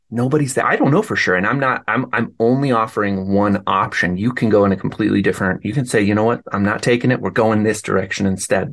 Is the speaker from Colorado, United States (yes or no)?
yes; Denver, Colorado, United States; moved away; I grew up in Denver, so I'm kind of more of a city person by nature.